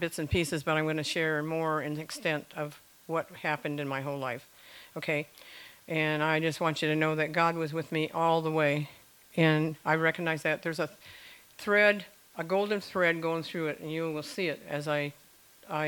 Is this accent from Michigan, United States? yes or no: yes; St. Clair, Michigan, United States; also born or lived in Algonac, Michigan; as their firstborn child born to them in St. Clair, Michigan.